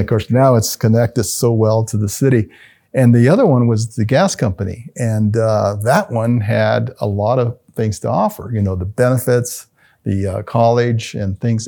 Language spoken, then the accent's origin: English; Albuquerque, New Mexico, United States; I come from Martinez Town, the body of Martinez Town.